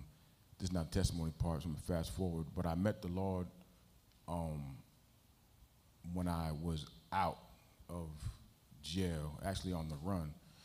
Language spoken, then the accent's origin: English; Boston, Massachusetts, United States; Born in Boston, Massachusetts, from the projects, the ghetto. Poor.